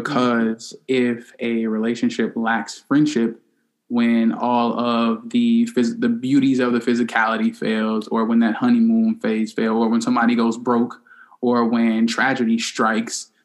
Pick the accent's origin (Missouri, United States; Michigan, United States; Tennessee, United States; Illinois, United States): Illinois, United States; Chicago; We both are from Chicago, and the only difference from uh, where we grew up in Chicago is that I'm a South Sider